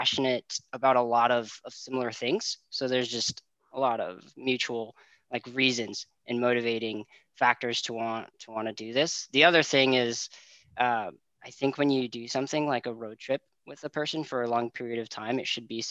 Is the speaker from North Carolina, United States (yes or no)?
no; Gresham, Oregon, United States; also born or lived in Portland, Oregon; Born in Portland, raised in Gresham, living in Troutdale now.